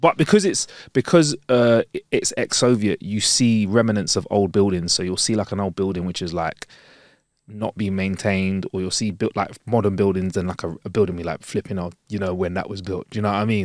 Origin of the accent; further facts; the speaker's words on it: London, United Kingdom; "Where are you from?" We're like, "London."